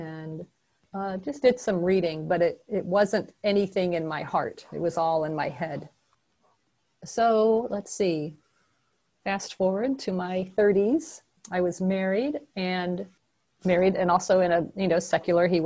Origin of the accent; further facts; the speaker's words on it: Memphis, Tennessee, United States; also born or lived in New York / Madison, Wisconsin; now in Middleton, United States; I grew up in a secular home in Memphis, Tennessee. That's my hometown.